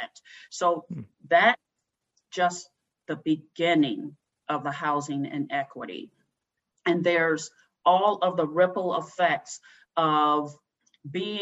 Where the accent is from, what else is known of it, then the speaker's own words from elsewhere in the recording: Cleveland, Ohio, United States; moved away as an adult; now in Tacoma, United States; Growing up in Cleveland was a very segregated experience